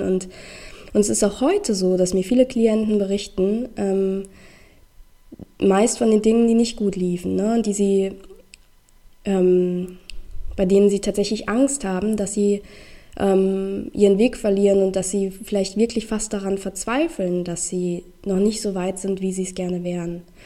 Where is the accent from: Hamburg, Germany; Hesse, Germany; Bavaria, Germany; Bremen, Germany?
Hesse, Germany; Rheingau; moved away as an adult; also born or lived in Düsseldorf; aus meinem Heimatort, ähm, aus dem Rheingau